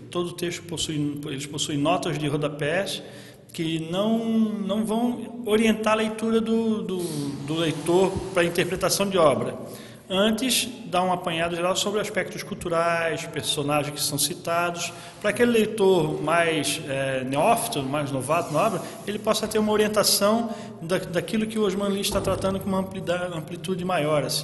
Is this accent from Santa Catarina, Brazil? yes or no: yes; Santa Catarina, Brazil; Eu sou de Santa Catarina, há 10 anos né, lido com a obra dos Malins